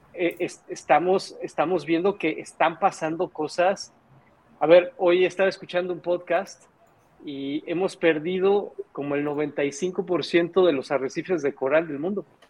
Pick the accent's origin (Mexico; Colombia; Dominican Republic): Mexico; nosotros tenemos como mexicanos